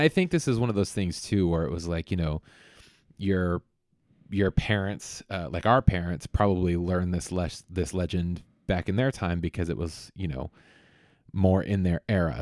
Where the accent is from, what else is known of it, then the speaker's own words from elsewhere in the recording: Vallejo, California, United States; also born or lived in Monterey; Vallejo. uh, which is a town where I grew up here in the Bay